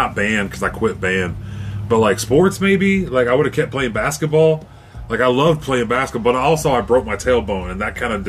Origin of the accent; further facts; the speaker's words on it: Fairfax, United States; I love the time I grew up in Fairfax